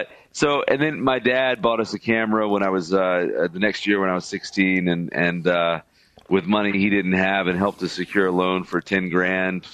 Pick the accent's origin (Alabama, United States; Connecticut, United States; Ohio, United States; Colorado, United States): Alabama, United States; Birmingham; I was born and raised in Birmingham, Alabama. That's my hometown